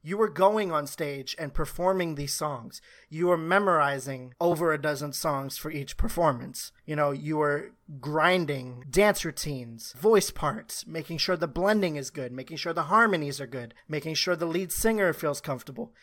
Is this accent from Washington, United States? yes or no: no; New York City, New York, United States; I grew up in Harlem, spent most of my life there